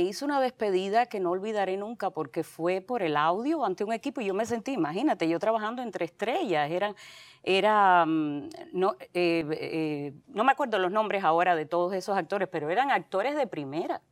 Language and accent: Spanish; Santa Clara, Villa Clara, Cuba; moved away; yo soy de Santa Clara, eh, sí, en Villa Clara. Soy guajira, a mucha honra.